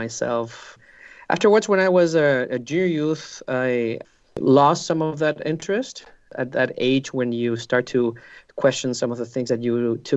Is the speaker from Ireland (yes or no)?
no; Curicó, Maule, Chile; moved away as an adult; now in Santiago, Chile; I grew up in Curicó, which is a small city south of Santiago in Chile. I spent all my childhood there, and I came to Santiago, where I live now, to study in the university.